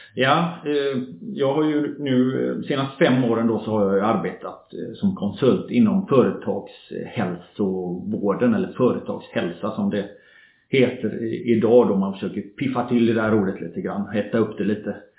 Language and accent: Swedish; Gothenburg, Västra Götaland, Sweden; moved away as an adult; also born or lived in Norway; kommer jag från Göteborg, uppväxt i förorten kan man säga, Kortedala Bergsjön, förortsområde i Göteborg.